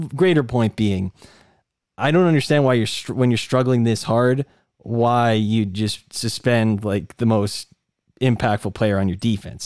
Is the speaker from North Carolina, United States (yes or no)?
yes; Charlotte, North Carolina, United States; I was from Charlotte